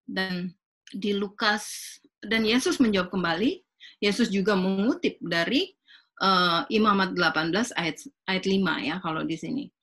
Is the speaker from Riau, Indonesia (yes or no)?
no; Manado, North Sulawesi, Indonesia; ya saya orang Manado ya